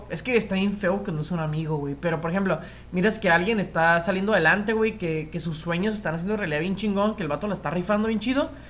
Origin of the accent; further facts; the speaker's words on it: Mexico; quedarnos con las cosas chidas ser mexicano e intentar eliminar las cosas que no nos hacen buenos como, deje como mexicano, como sociedad.